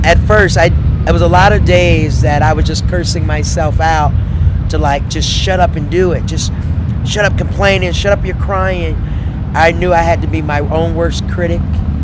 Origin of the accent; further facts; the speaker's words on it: Panama City, Florida, United States; Third grade in Panama City, Florida.